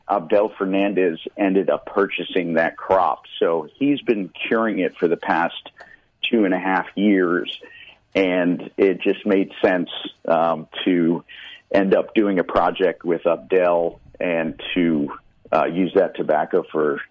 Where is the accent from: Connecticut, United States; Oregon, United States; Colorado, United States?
Connecticut, United States; I'm from Connecticut, so I've been very active in the Connecticut Valley since 2004-05